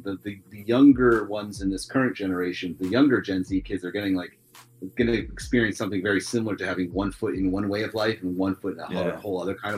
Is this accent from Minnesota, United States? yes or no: no; Richmond, Virginia, United States; I was from Richmond, Virginia. Yeah, that's correct.